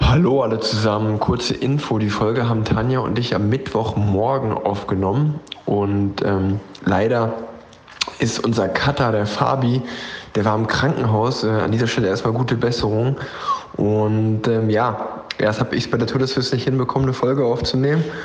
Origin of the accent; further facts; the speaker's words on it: Cologne, North Rhine-Westphalia, Germany; als, als Kölner